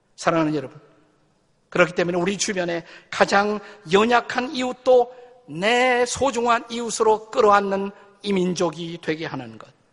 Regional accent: South Korea; 우리 한국 사람은

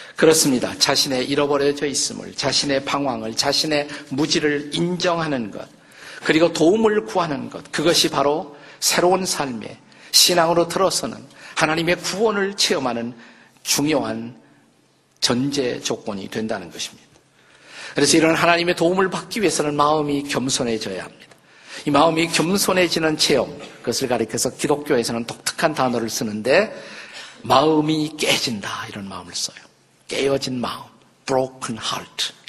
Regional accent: Suwon, Gyeonggi Province, South Korea; 제가 태어난 곳이 여기서 멀지 않습니다. 수원에 가시면 오목천이라는 곳이 있어요.

